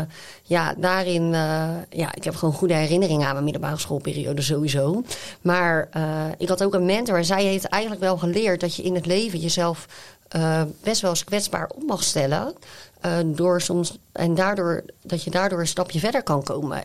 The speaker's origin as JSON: {"language": "Dutch", "town": "Zevenhuizen", "region": "South Holland", "country": "Netherlands", "said": "Ik kom zelf dan uit Zevenhuizen"}